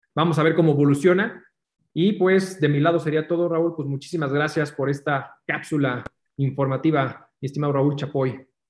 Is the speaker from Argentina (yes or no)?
no; Mexico; como mexicanos